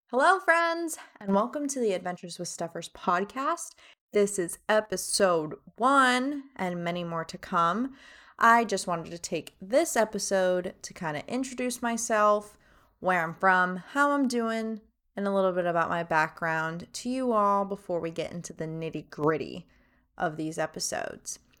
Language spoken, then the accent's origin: English; Miami, Florida, United States; moved away as an adult; also born or lived in Fort Myers, Florida; now in North Carolina, United States; I am from Miami, Florida. That's right, three oh five. I went to elementary, middle school, high school. down in Miami